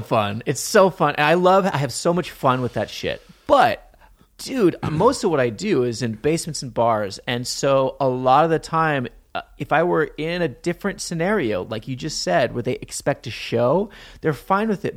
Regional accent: Montana, United States; I grew up in Montana

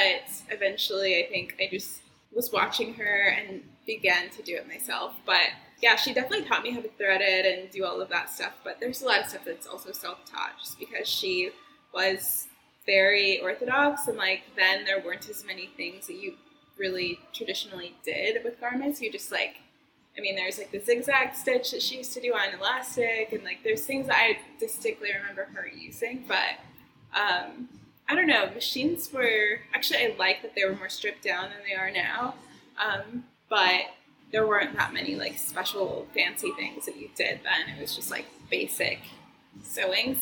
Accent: Oklahoma, United States; moved away; I'm from Oklahoma

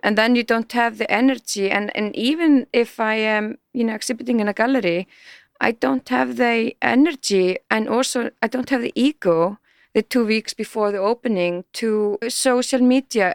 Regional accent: Iceland; we are so young country

